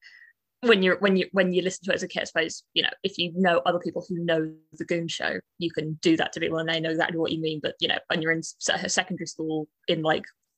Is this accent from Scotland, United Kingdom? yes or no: no; Southampton, South East England, United Kingdom; it's my hometown